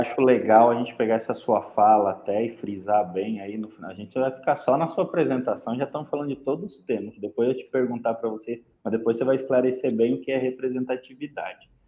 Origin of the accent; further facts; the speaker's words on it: São Paulo, Brazil; eu venho da zona leste de São Paulo